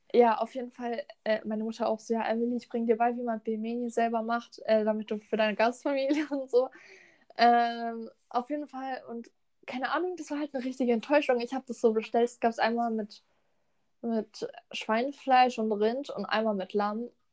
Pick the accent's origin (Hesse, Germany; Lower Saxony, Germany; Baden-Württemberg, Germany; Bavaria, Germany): Baden-Württemberg, Germany; Lörrach; bei uns in Lörrach